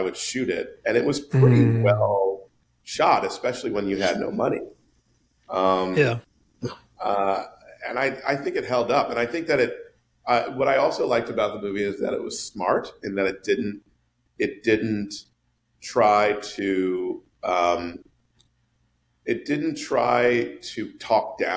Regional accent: New York City, New York, United States; moved away as an adult; the New York that I grew up in or that I, you know, lived

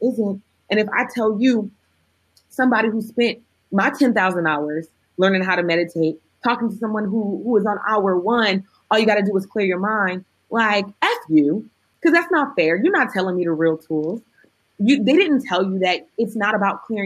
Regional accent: Oakland, California, United States; I'm from the hood. I'm from West Oakland, California

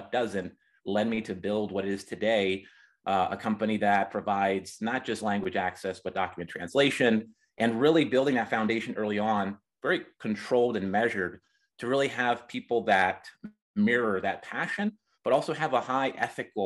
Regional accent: Reading, Pennsylvania, United States; moved away as an adult; now in Colorado, United States; I'm originally from Pennsylvania, Reading, Pennsylvania, the Reading Railroad and Monopoly Board, that's where I was born

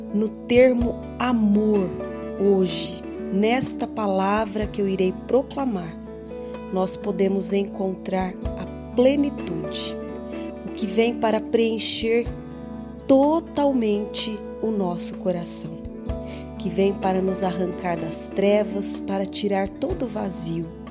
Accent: São José do Rio Preto, São Paulo, Brazil; Eu sou de São José do Rio Preto

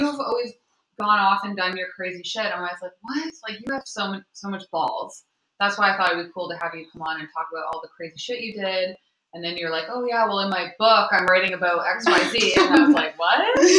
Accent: Ontario, Canada; now in Vancouver, Canada; Shannon and I, this is …, by the way, played softball together growing up in Ontario

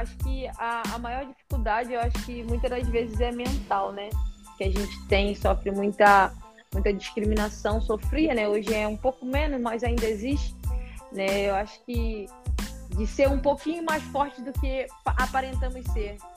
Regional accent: Rio de Janeiro, Brazil; eu nasci e fui criada em Bangu, né, Rio da Prata

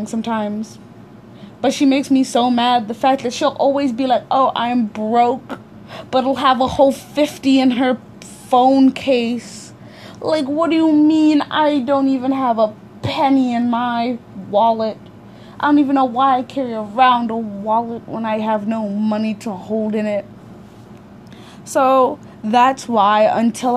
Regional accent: United States; also born or lived in Africa; I was born in Africa, but raised in America.

